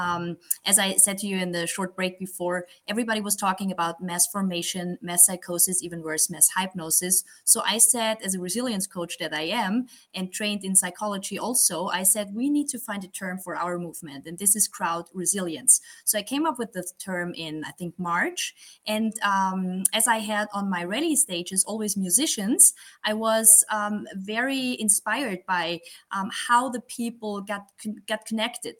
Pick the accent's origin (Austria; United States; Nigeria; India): Austria; Graz, Styria; I'm from Austria, as you said. I live in the second biggest city here in Graz, in the state of Styria